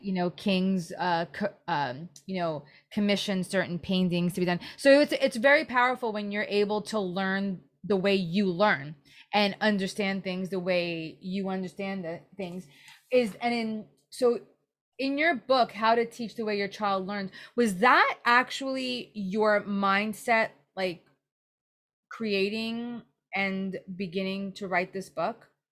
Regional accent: New York City, New York, United States; also born or lived in New Jersey; now in San Diego, United States; I grew up in Brooklyn and I moved to New Jersey.

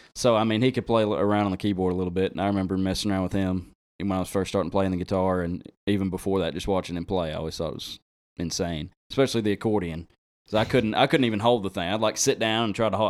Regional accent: Drasco, Arkansas, United States; also born or lived in Conway, Arkansas; I'm from Drasco

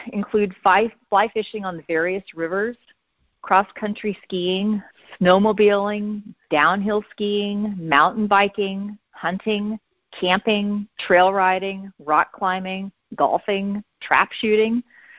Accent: California, United States; now in Montana, United States; I moved to Montana from California. I'm a California native. I moved here 27 years ago with my late husband

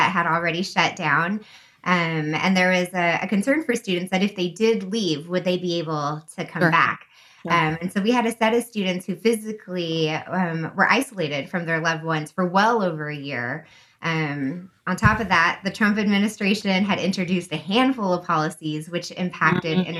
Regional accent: United States; first language English; she opted to raise her children to be as American as possible

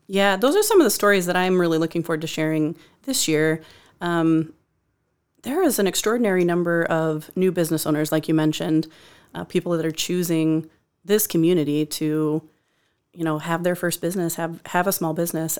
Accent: Decorah, Iowa, United States; moved away as an adult; also born or lived in Cedar Rapids; in my hometown

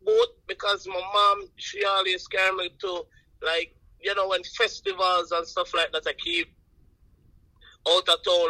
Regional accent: Buff Bay, Portland, Jamaica; Buff Bay is a little town inside the parish of Portland. You know what I mean? You know, Portland is on the east side of Jamaica, so you know, we're all up on the countryside, right?

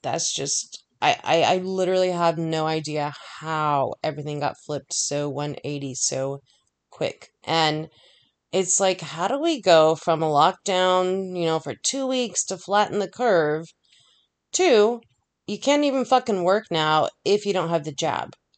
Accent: United States; I'm American

